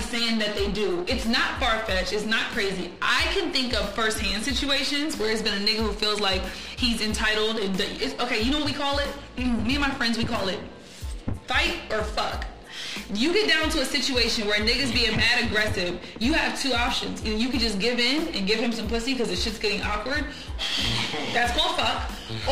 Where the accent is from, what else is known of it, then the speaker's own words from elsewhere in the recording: New England, United States; I'm from New England.